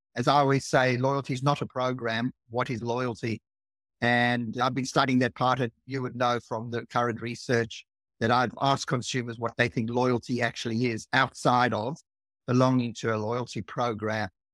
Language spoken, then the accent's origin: English; South Africa; now in Australia; I'm from South Africa originally, and I arrived in Australia thirty-five years ago